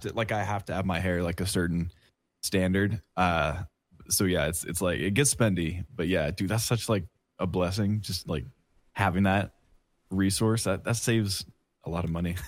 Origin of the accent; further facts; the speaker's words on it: Oregon, United States; moved away as an adult; now in Kansas, United States; I live in Kansas right now. I'm from Oregon